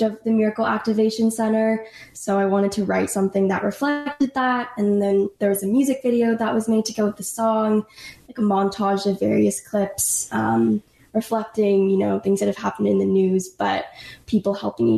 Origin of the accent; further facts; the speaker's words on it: Los Angeles, California, United States; I'm from Los Angeles, and I was classically trained